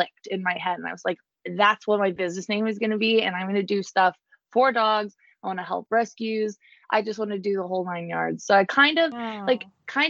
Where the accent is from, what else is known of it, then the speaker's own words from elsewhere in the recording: New Jersey, United States; now in Garner, United States; I'm originally from New Jersey, but I have relocated, to Garner